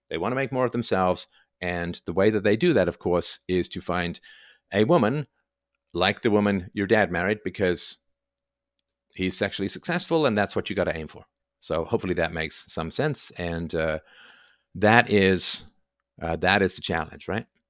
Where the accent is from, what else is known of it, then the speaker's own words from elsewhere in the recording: Canada; I'm so Canadian